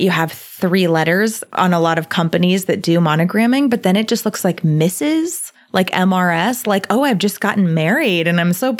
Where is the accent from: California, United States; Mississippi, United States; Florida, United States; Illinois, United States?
Florida, United States; Englewood; moved away; I am from Englewood, Florida. It is a super small town, a small little beach town